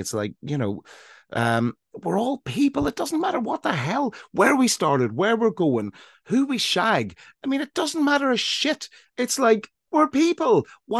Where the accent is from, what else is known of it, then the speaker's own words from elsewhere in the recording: Ireland; now in England, United Kingdom; I grew up in Ireland in a time when we all fought against one common cause